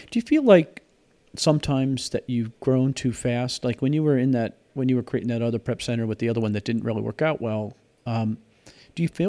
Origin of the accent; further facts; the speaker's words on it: Alaska, United States; now in Indiana, United States; I'm in Pennsylvania. I'm freezing to death. I mean, it's cold here. Then the 30s. I I'm from Alaska